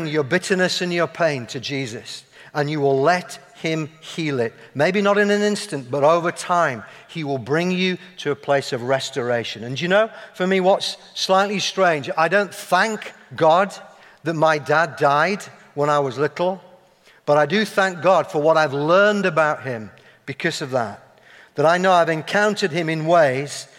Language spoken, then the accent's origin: English; Yorkshire and the Humber, United Kingdom; accent: Yorkshire; moved away; people hear my accent, observe my flat cap, see my love of Yorkshire puddings